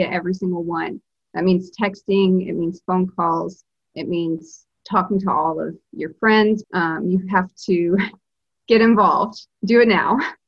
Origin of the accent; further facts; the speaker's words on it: Alabama, United States; now in Massachusetts, United States; I'm originally from Alabama, but I live in Massachusetts.